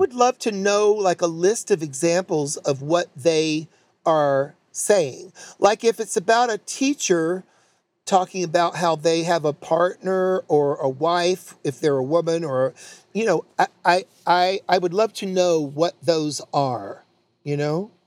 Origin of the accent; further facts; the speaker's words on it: North Carolina, United States; I'm from North Carolina, born there.